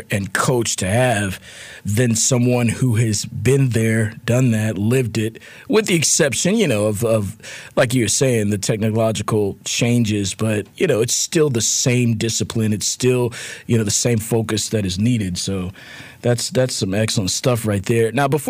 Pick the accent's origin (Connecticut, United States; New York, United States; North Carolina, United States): North Carolina, United States; Winston-Salem; that's my hometown, Winston-Salem, our hometown, CL and I.